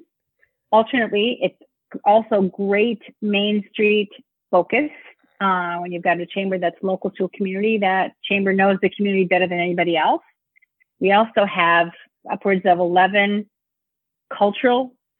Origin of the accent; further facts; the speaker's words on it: Minnesota, United States; moved away as an adult; now in St. Paul, United States; I am a Minnesotan. So many of us here install the homing chip in our children, so when we leave Minnesota, we come back as adults, which is what I did.